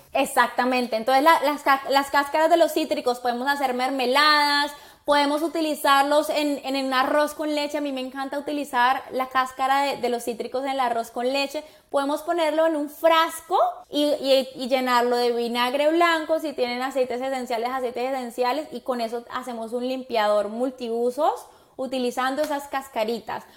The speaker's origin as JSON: {"language": "Spanish", "country": "Colombia", "moved": "yes", "lives_now": "Miami, United States", "said": "como buena colombiana"}